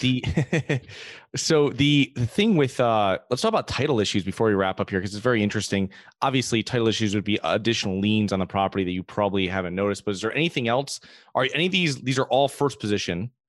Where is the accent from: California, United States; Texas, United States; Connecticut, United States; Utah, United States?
Connecticut, United States; I'm from Connecticut